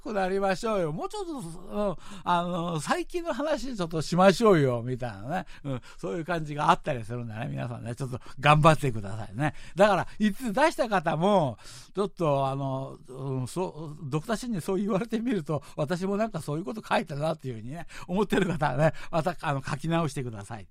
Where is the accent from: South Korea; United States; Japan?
South Korea; Seoul; 小学校ぐらいまでね、うん、国民学校って韓国の方では言うわけなんですけれども、あの、生まれ育った場所なんですよね。